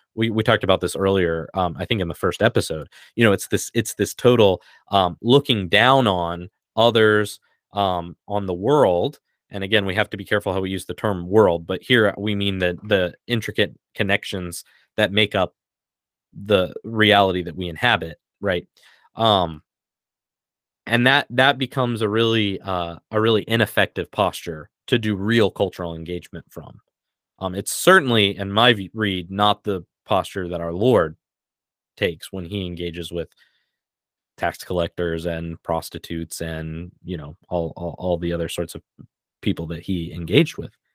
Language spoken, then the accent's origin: English; United States; I'm an American